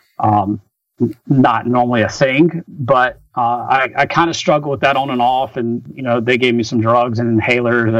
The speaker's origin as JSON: {"language": "English", "town": "Rock Hill", "region": "South Carolina", "country": "United States", "tie": "born or raised there", "said": "I was at a small Division I college called Winthrop University that was in my hometown"}